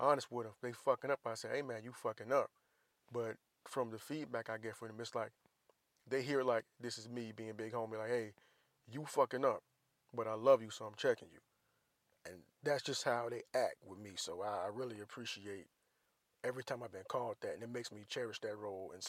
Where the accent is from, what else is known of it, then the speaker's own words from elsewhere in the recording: Jacksonville, Florida, United States; moved away; Duval County, Jacksonville, Florida. That's where I'm from, my whole time.